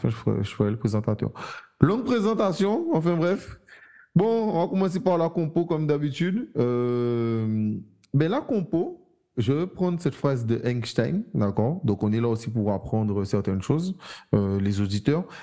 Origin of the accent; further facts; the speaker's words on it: Iran; je, suis pas maghrébin, je suis iranien